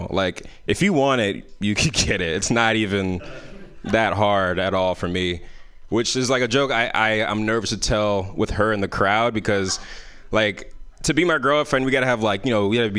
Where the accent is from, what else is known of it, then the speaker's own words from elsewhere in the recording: San Francisco, California, United States; I grew up in San Francisco, so a lot of our parties were in parks